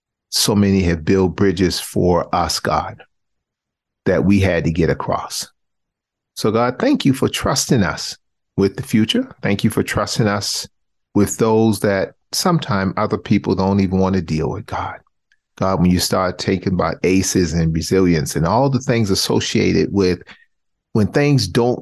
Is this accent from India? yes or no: no; the South, United States; I'm born and raised in the South.